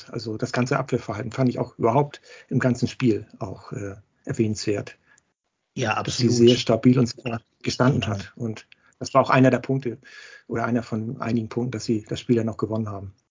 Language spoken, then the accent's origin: German; Hamburg, Germany; ich komme wie du auch aus Hamburg und bin seltener in Müngersdorf